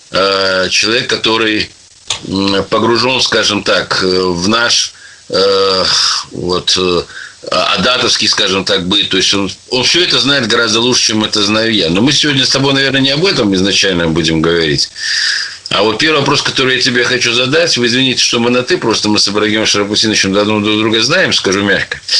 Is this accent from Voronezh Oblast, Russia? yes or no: no; Dagestan, Russia; с родным для меня Дагестаном. Э, так получилось, что мы как-то вот... Ну, это всегда бывает. Вот я сам дагестанец, и поэтому в первую очередь всех других пропускаю очередь.